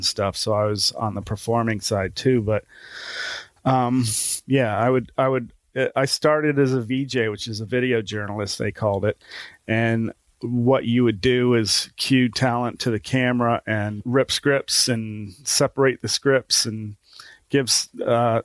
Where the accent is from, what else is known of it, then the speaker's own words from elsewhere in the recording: Newark, Ohio, United States; I'm from Newark, Ohio